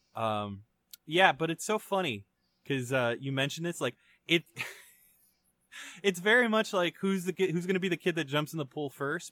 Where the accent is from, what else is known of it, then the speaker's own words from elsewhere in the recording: Canada; as a Canadian citizen